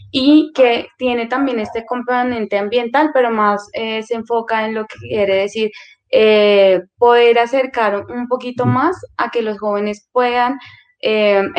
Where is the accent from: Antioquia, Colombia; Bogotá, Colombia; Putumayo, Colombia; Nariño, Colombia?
Putumayo, Colombia; also born or lived in Caldas; now in Bogotá, Colombia; soy originaria del departamento del Putumayo. Eh, también hago parte de la comunidad indígena Kamsa Villa del Putumayo.